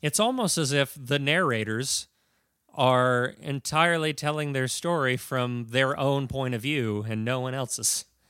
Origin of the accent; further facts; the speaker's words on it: United States; I'm an American.